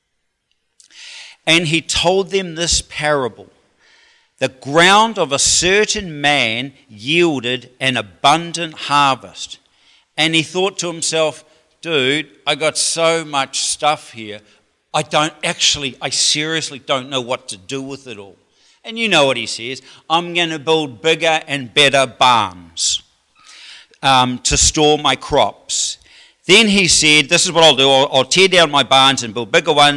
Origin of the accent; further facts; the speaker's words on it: New Zealand; as a New Zealander